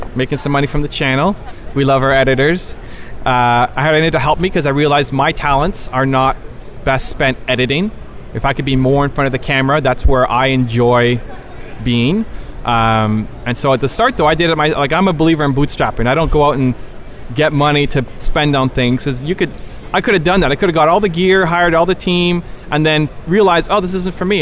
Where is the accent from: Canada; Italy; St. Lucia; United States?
Canada; Toronto, Ontario; I am from Toronto, Canada